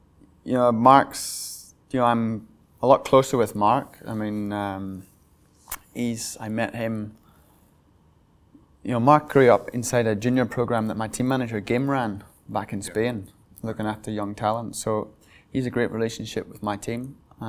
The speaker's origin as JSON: {"language": "English", "region": "Northern Ireland", "country": "United Kingdom", "tie": "born or raised there", "said": "Well, you know, growing up in Northern Ireland, I mean, right now it's great. But when I grew up, it seemed I came from the countryside, and I went to an integrated school."}